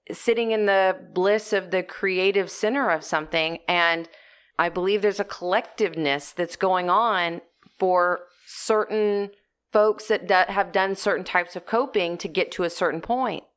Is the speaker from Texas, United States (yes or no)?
yes; Corpus Christi, Texas, United States; we grew up in Corpus Christi, Texas